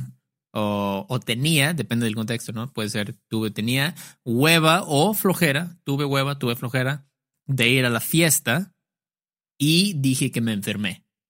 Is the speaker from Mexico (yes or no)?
yes; Mexico; decimos mucho en México